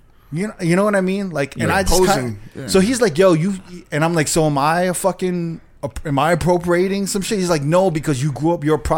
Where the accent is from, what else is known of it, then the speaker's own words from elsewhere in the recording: New York, United States; I grew up around Blacks and Puerto Ricans and, like, Jews and all kinds of people, right? But mm-hmm. most of my friends were Black and Puerto Rican in New York.